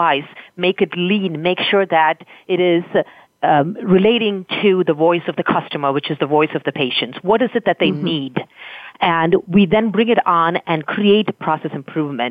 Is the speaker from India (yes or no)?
yes; Thoothukudi, Tamil Nadu, India; now in United States; I grew up in a very small town in India at the very southern tip of the continent, which is surrounded by three oceans